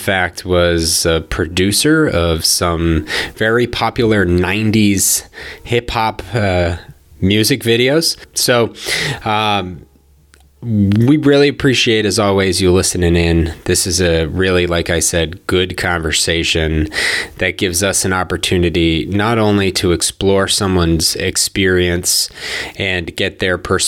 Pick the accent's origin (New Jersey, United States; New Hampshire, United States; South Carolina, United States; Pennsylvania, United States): New Hampshire, United States; Hudson; I grew up in Hudson, which was the town over.